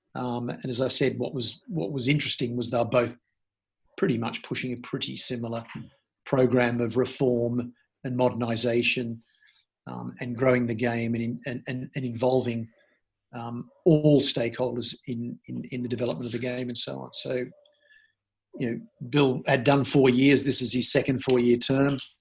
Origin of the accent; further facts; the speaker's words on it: Australia; also born or lived in Sydney; I grew up in Australia and grew up partly in Sydney